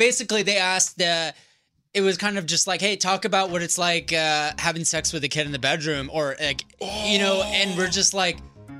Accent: San Diego, California, United States; also born or lived in Walnut Creek, California; I grew up in San Diego, though.

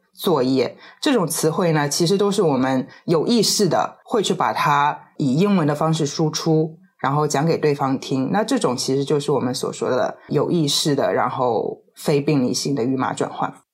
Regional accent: China; first language Chinese; also born or lived in United States; 这里是我的唐人街，我是中国人，我就是要用中文

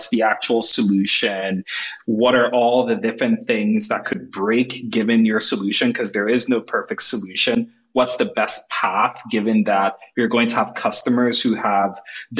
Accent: Nigeria; now in San Francisco, United States; I was born and raised in Nigeria

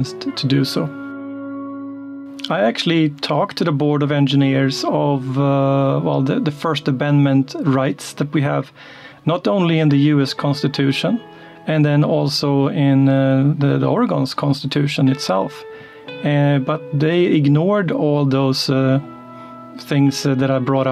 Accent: Sweden; moved away as an adult; also born or lived in Linköping; now in Beaverton, United States; I grew up in Sweden

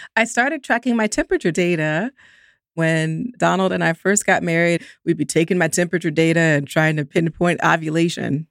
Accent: Columbus, Georgia, United States; I grew up in Columbus, Georgia

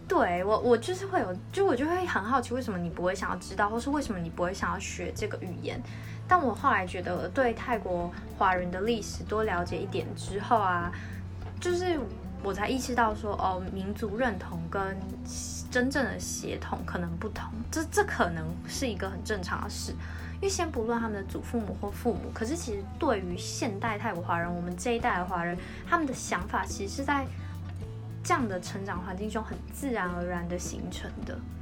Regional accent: Taiwan; 我们一起来台湾长大

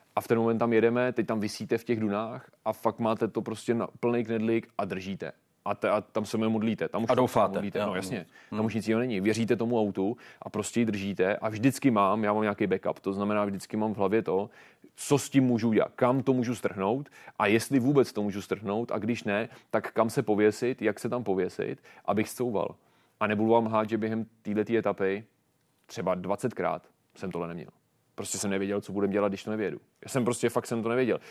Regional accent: Czechia; jsme nejlepší Češi

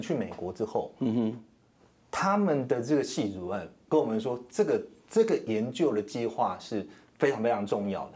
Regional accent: Shuilin, Yunlin County, Taiwan; moved away; 我老家在那个云林县水泥乡

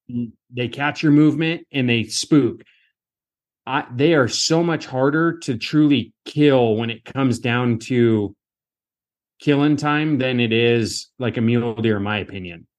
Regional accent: Western Washington, United States; I grew up in Western Washington

